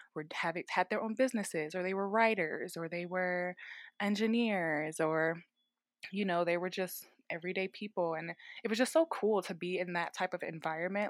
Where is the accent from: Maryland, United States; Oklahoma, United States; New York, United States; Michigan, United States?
Maryland, United States; Baltimore; moved away as an adult; also born or lived in Richmond, Virginia; now in Denver, United States; I'm originally from Baltimore, Maryland, born and raised, and then I graduated high school, moved away to Richmond, Virginia